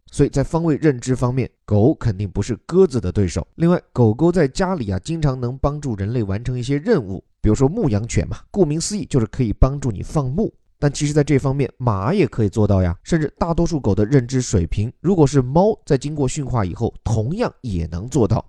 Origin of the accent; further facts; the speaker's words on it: China; 我们中国人所讲的炖